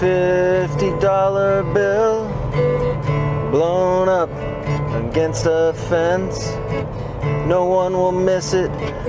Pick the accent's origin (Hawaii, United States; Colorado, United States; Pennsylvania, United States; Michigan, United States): Colorado, United States; Winter Park; moved away as an adult; also born or lived in Boulder, Colorado / Kentucky; I grew up in Winter Park, Colorado